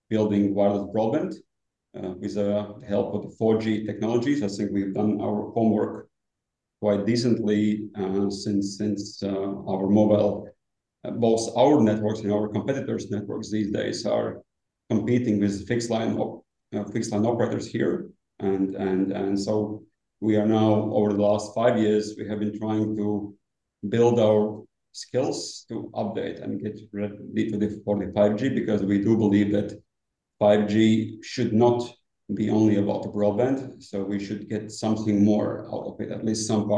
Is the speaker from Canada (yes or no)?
no; Latvia; I'm coming from Latvia, so the Baltic states, northern part of the Europe